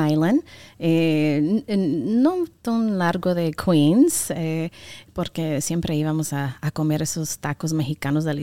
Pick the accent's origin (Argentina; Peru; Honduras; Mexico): Honduras; Pues fíjate que, eh, sí, como tú dijiste, soy catr